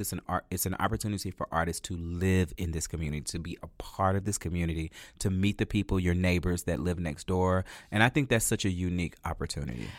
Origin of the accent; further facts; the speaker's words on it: La Marque, Texas, United States; now in Houston, United States; I'm from Lamarck, Texas